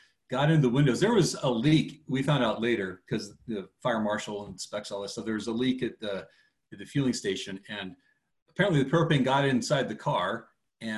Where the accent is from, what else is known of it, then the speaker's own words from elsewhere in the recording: Seattle, Washington, United States; we're from the Seattle area.